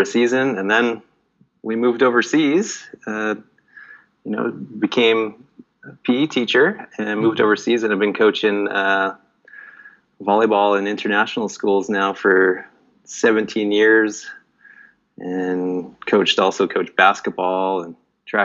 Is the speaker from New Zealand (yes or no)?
no; Nelson, British Columbia, Canada; now in Vietnam; I grew up in Canada in a small town called Nelson, BC